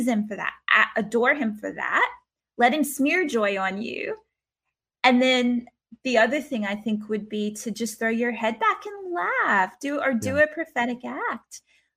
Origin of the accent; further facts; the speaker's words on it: the South, United States; accent: Southern; now in Brisbane, Australia; I'm from the South. So I started talking real Southern to a bunch of Aussies